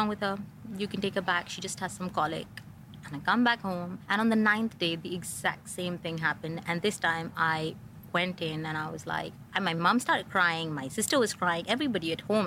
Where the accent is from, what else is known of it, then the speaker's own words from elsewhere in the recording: India; moved away as an adult; also born or lived in Lancaster, England; now in Dubai, United Arab Emirates; in India, growing up, you're somebody's daughter